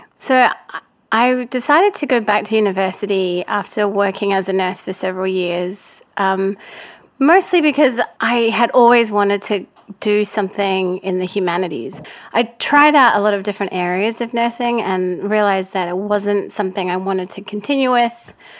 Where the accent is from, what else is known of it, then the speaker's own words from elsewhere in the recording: Auckland, New Zealand; also born or lived in Perth; It's just not something that I was used to growing up in Auckland and Perth.